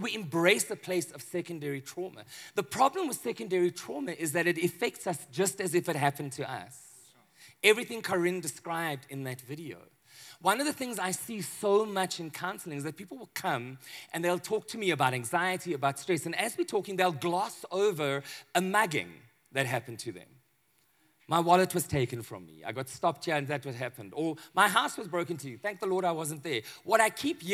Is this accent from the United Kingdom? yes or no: no; Johannesburg, Gauteng, South Africa; I'm from Johannesburg